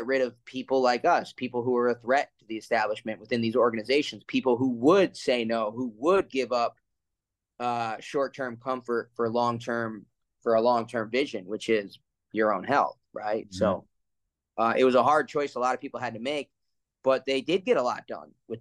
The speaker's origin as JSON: {"language": "English", "region": "New Jersey", "country": "United States", "tie": "born or raised there", "said": "I grew up in New Jersey, right around New York"}